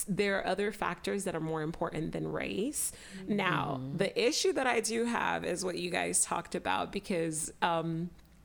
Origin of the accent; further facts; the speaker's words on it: Miami, Florida, United States; moved away as an adult; I grew up in Miami